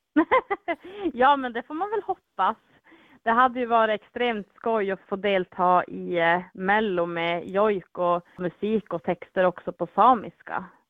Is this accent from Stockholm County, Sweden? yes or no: no; Vilhelmina, Västerbotten County, Sweden; Vilhelminområdet där jag är ifrån